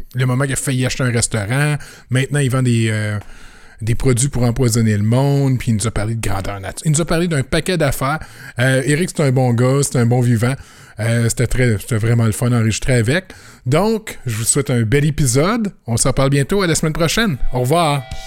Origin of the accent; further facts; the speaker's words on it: Canada; je suis canadien